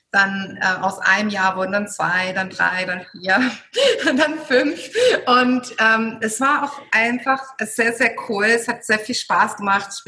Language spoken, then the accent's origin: German; Germany; now in Greece; ich bin in Deutschland geboren, aufgewachsen, habe griechische Wurzeln und mein Traum war es immer, irgendwann mal in Griechenland zu leben, wo ich auch heute hier bin, schon seit vielen Jahren jetzt mit meiner Familie hier lebe.